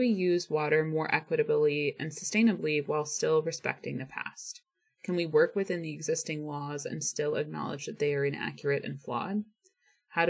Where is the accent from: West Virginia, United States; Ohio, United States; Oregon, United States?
Ohio, United States; now in Pacific Northwest, United States; growing up in Ohio